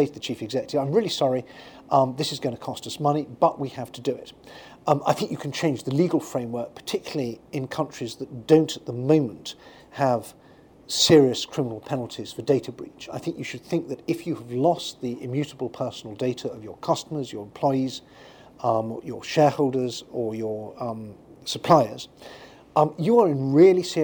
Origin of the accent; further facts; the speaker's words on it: United Kingdom; When I grew up in Britain